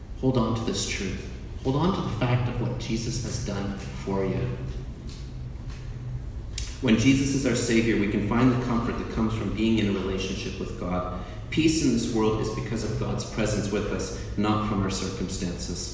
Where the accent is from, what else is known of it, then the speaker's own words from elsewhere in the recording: Canada; I'm Canadian